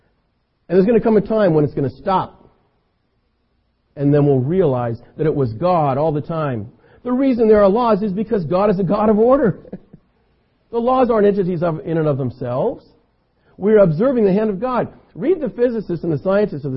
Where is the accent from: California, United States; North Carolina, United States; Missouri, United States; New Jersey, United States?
California, United States; I'm an American, I'm a Californian